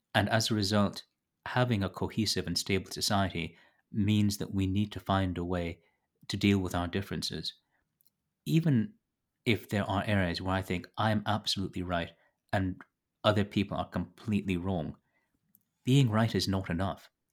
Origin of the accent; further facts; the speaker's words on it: Toronto, Ontario, Canada; moved away as an adult; now in rural Canada; I was born in Toronto. I now live in rural Canada